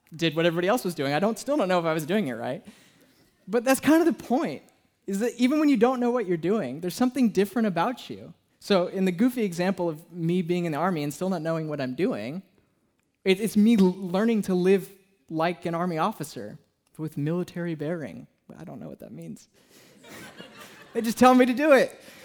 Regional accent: Southern California, United States; now in Portland, United States; I'm from Southern California

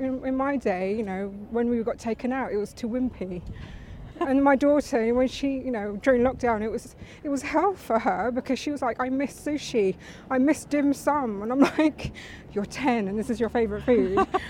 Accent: London, United Kingdom; Oh yeah, I was born in Barnet in London.

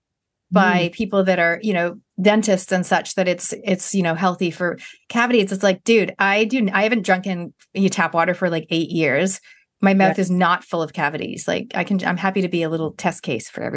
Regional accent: Canada; moved away as an adult; now in New Zealand; as a Canadian

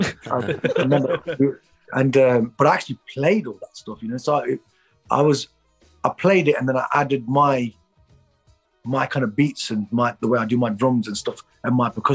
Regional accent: Derby, East Midlands, United Kingdom; I'm from Derby.

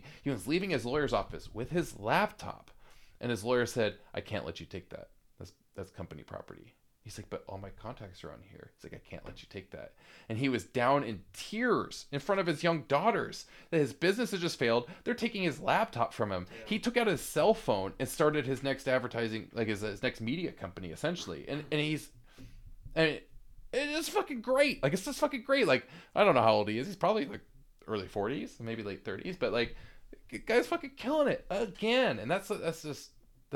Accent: United States; also born or lived in Seattle; I'm American

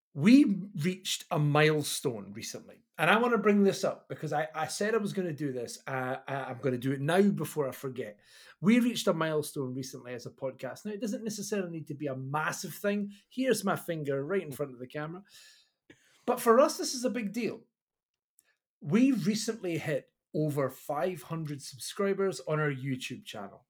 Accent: Kirkcaldy, Scotland, United Kingdom; I am the body from Kirkcaldy.

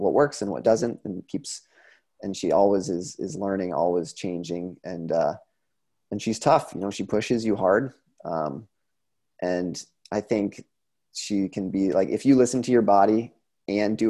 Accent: Vermont, United States; moved away as an adult; also born or lived in Sun Valley, Idaho; I'm from Vermont, you know, it's an hour and a half, Craftsbury is an hour and a half from my home

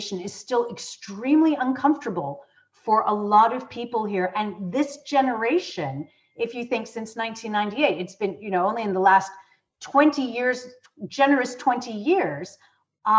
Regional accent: United States; moved away as an adult; now in United Kingdom; I'm American, my undergraduate degree is from the States

